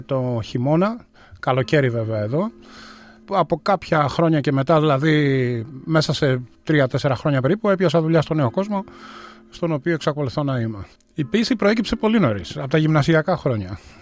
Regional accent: Athens, Attica, Greece; born or raised there; moved away as an adult; now in Melbourne, Australia

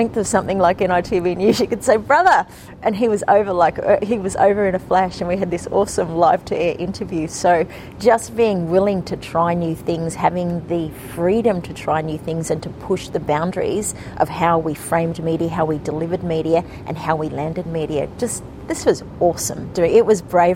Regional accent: Alice Springs, Northern Territory, Australia; I'm from Alice Springs, you know, which is often seen as the heartland of Indigenous media

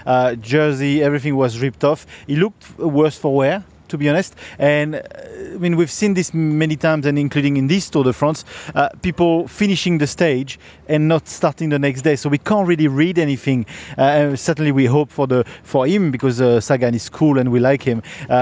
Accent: Australia; We're Australian.

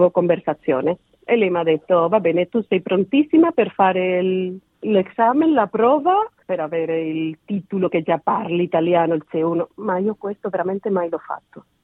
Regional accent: Seville, Andalusia, Spain; Italian is a second language; moved away as an adult; also born or lived in Havana, Cuba / Mexico City, Mexico / Rome, Italy; now in Sydney, Australia; Yo sono española, di Siviglia, del sud della Spagna

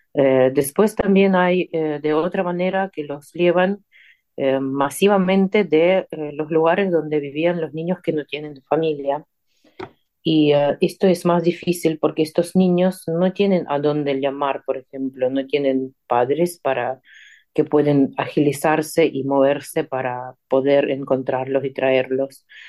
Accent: Ukraine; Spanish is a second language; moved away as an adult; also born or lived in Argentina; estoy en mi tierra

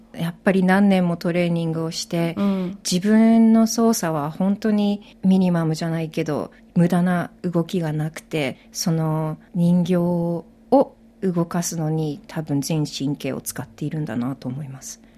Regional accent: Japan; moved away as an adult; now in Australia; 私はもともと日本で育って

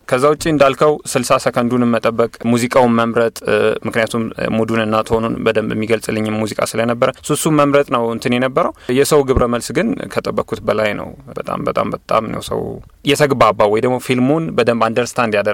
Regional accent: Ethiopia; moved away as an adult; also born or lived in Kenya; የመጀመሪያው የምስራቅ አፍሪ አፍሪካዊና ኢትዮጵያዊ ነኝ ይህንን ነገር በማሸነፍ

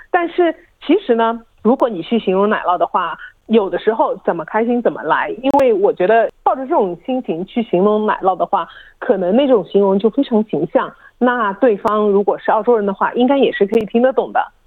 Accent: China; now in Australia; 我们中国人

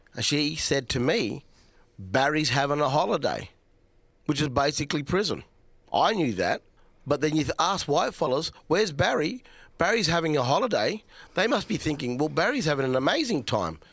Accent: South Australia, Australia; I'm a Nunga, he automatically knows I'm from South Australia

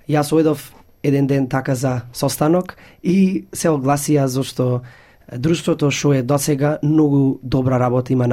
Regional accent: Australia; јас сум првиот презедател што сум роден овдека во Австралија и што се како чувствувам како австралијанец, оти сум тува роден

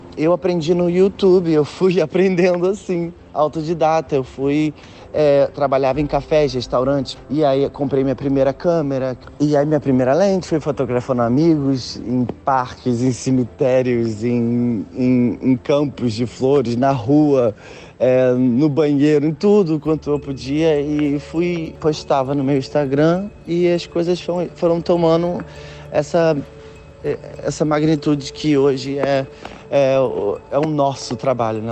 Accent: Nilópolis, Rio de Janeiro, Brazil; moved away as an adult; now in London, United Kingdom; Eu nasci uh, em Nilópolis, na Baixada Fluminense

